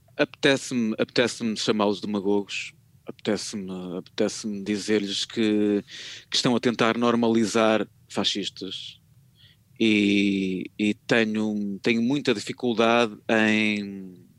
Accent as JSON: {"language": "Portuguese", "town": "Porto", "region": "Norte", "country": "Portugal", "said": "eu sou do Porto"}